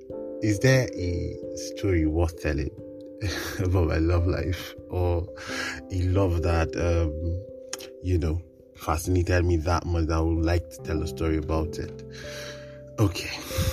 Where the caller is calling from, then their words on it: Kaduna, Kaduna State, Nigeria; I am recording from Kaduna, Nigeria.